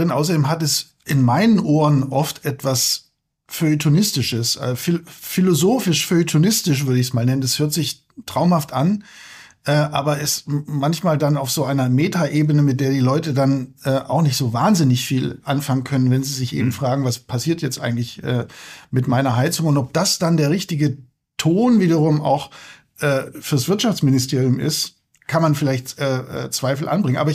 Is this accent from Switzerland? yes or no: no; Wullenstädten, Germany; now in Berlin, Germany; es ist eben nicht so leicht, ähm, äh, in Wullenstädten, wo ich aufgewachsen bin, äh, kein Auto zu haben. Der Name äh, deutet schon an, dass es sich eher um einen kleineren Ort handelt.